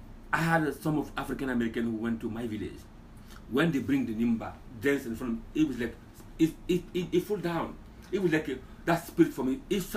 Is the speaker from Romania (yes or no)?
no; Guinea; moved away; So I'm from Guinea. I love Guinea. I love my culture.